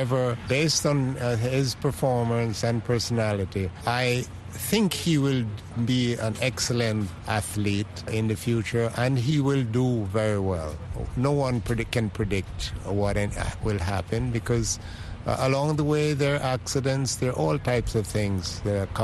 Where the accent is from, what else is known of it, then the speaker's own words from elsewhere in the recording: Jamaica; now in United States; I'm originally from Jamaica.